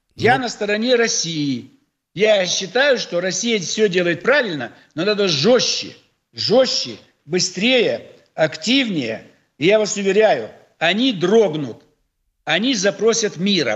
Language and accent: Russian; Almaty, Kazakhstan; now in Russia; мой родной город Алмата